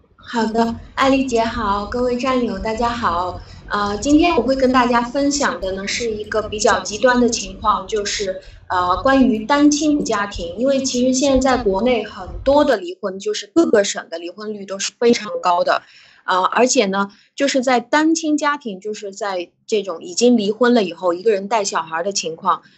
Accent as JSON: {"language": "Chinese", "country": "China", "said": "我们中国人的习惯"}